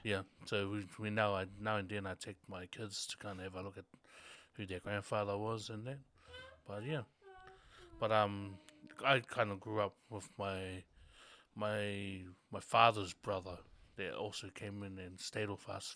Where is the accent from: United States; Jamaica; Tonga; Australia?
Tonga; born in Tonga, born and raised in Tonga